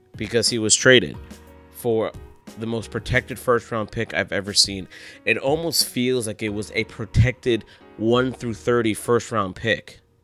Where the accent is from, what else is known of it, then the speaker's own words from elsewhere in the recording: Massachusetts, United States; my hometown state, the Commonwealth